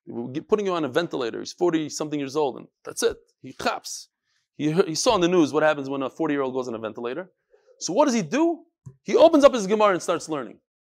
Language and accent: English; New York, United States; moved away; also born or lived in Chicago / Far Rockaway / Borough Park / Flatbush; I'm from New York